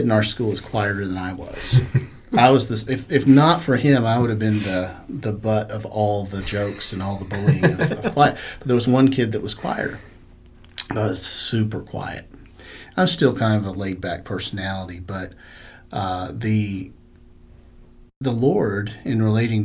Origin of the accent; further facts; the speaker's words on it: Charlotte, North Carolina, United States; I grew up in Charlotte